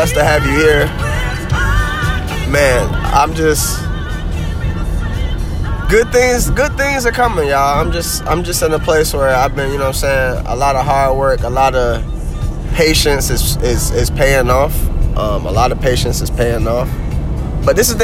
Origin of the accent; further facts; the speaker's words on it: the South, United States; I'm from the South